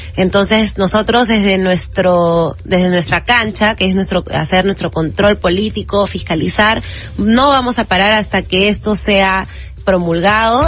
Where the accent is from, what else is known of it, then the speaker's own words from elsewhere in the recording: Lima, Peru; yo soy de Lima pero mi padre es de Madre de Dios